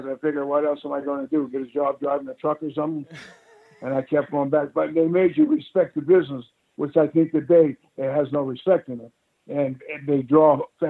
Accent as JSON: {"language": "English", "country": "Canada", "said": "being Canadian"}